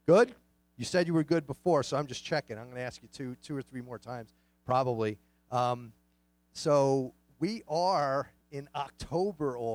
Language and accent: English; New York City, New York, United States; I grew up in Queens, New York